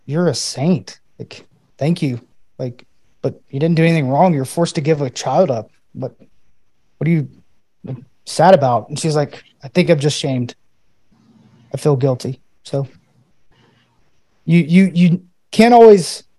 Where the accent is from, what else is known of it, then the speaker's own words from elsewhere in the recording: Knoxville, Tennessee, United States; moved away as an adult; also born or lived in Murfreesboro, Tennessee; now in Pittsburgh, United States; I moved away from my hometown in Knoxville, moved to Murfreesboro